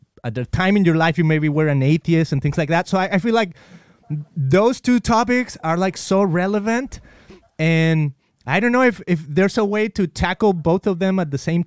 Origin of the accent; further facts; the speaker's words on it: Mexico; I grew up in Mexico and I remember like being in elementary school